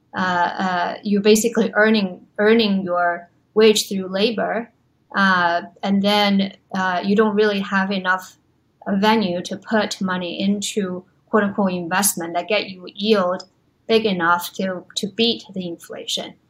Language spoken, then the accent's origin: English; China; moved away; also born or lived in Los Angeles / New York; I grew up in China